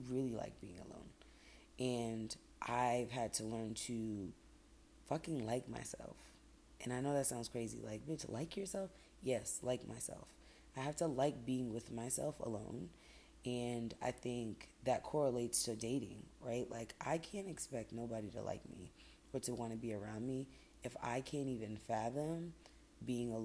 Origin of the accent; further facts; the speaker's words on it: Boston, Massachusetts, United States; moved away as an adult; That was my hometown. I love Boston